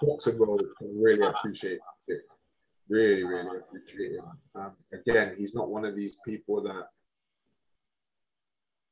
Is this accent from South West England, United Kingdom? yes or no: yes; Swindon, South West England, United Kingdom; I do back my hometown. Of course I do. But I've never really followed Swindon Town as such.